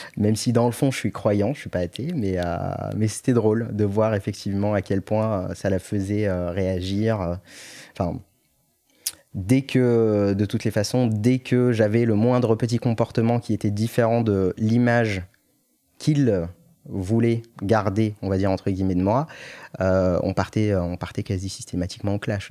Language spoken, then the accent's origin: French; Morocco; moved away as an adult; je, suis né, j'ai grandi au Maroc jusqu'à mes 18 ans et je suis venu après pour mes études sup